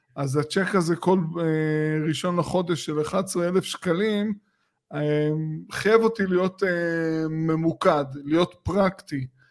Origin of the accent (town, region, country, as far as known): Israel